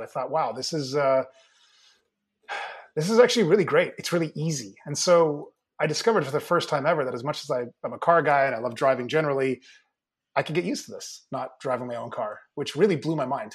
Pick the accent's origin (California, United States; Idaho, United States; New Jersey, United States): California, United States; Mill Valley; my hometown up in Northern California, if you happen to know the area, uh, Little Mill Valley, just north of the Golden Gate Bridge